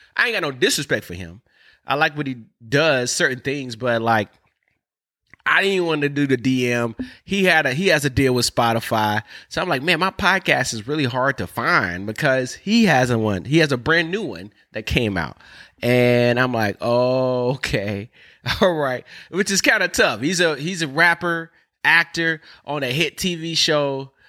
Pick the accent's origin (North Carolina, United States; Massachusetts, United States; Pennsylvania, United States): North Carolina, United States; I'm from North Carolina, all right? We, we speak different